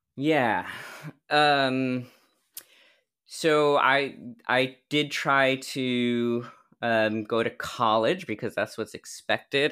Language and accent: English; New Jersey, United States; a massage school in New Jersey, in my hometown